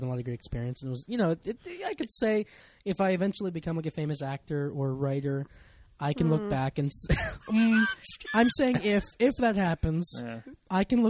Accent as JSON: {"language": "English", "town": "Lancaster", "country": "United States", "said": "but I'm from Lancaster."}